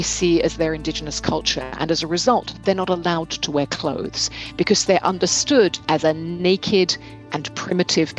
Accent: United Kingdom; growing up in Britain myself

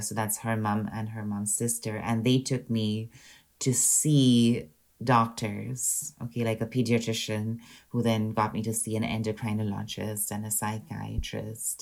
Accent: Pune, Maharashtra, India; moved away as an adult; now in Scotland; So I grew up in India in a city called Pune, and I lived in Pune till I was about 27 years old.

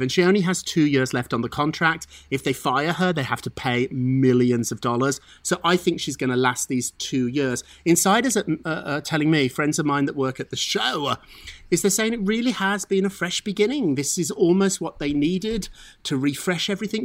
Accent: England, United Kingdom; now in United States; as an Englishman who became an American citizen

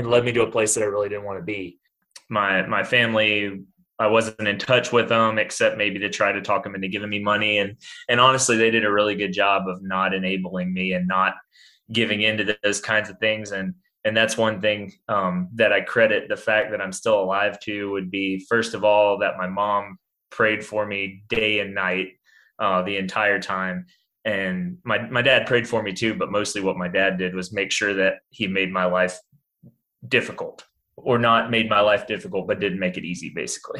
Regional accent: Greenville, South Carolina, United States; I grew up in Greenville, South Carolina, and grew up in a pretty normal home

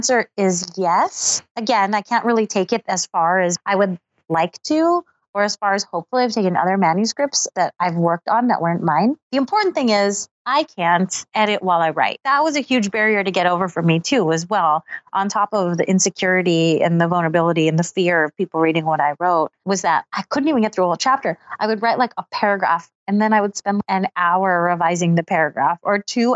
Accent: Los Angeles, California, United States; moved away as an adult; also born or lived in Seattle; now in Brooklyn, United States; I grew up in Los Angeles

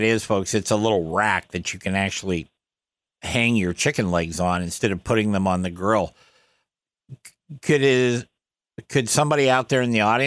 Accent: the North, United States; I'm a Northerner

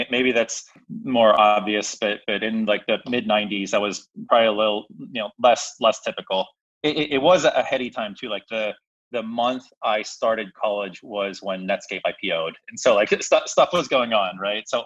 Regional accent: Pittsburgh, Pennsylvania, United States; moved away as an adult; also born or lived in Philadelphia; I'm originally from Pittsburgh. So born and raised in Pittsburgh here.

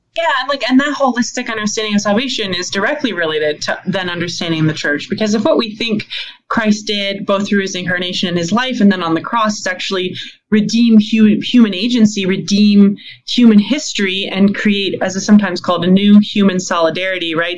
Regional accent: Canada; as a Canadian

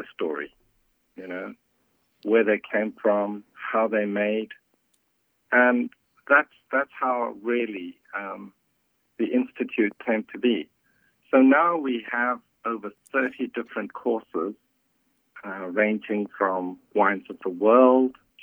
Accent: South Africa; moved away; I was born in Africa and grew up during a period when there was apartheid and races were segregated

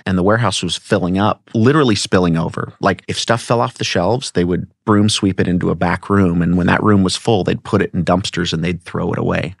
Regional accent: Newport Beach, California, United States; when I was born in seventy-four, um, I mean, I came home from Hogue Hospital in Newport Beach

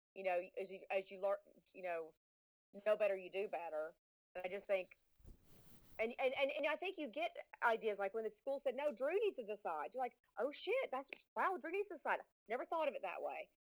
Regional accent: Southern United States, United States; accent: Southern; I grew up, went to Riverdale High School

